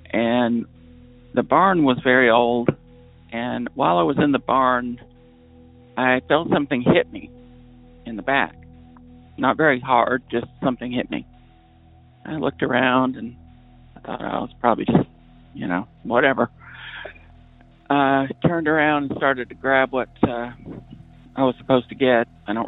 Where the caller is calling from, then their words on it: New Hampshire, United States; Hi, Derek. I'm calling from New Hampshire.